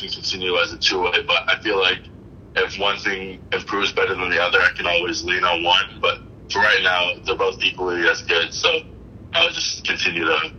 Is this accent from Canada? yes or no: yes; Halifax, Nova Scotia, Canada; He's from the Dominican Republic, and once he moved to Canada, I was kind of born into the game.